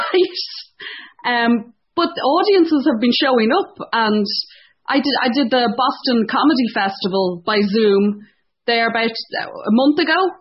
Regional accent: Ireland; moved away as an adult; also born or lived in Dublin; now in Ontario, Canada; being Irish

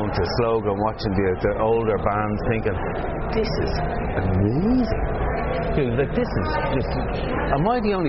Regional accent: Dublin, Leinster, Ireland; I grew up in Sandyman

